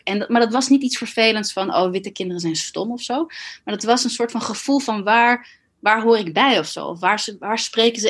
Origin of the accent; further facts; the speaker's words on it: Tiel, Gelderland, Netherlands; moved away; toen we in Tiel woonden, waar ik ook ben geboren